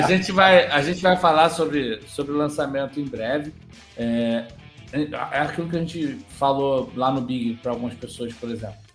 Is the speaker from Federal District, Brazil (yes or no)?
no; Rio de Janeiro, Brazil; eu sou do Rio de Janeiro